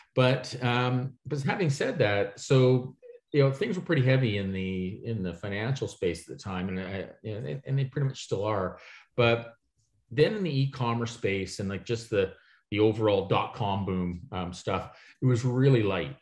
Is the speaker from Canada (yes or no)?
yes; Toronto, Ontario, Canada; I'm from Toronto, Canada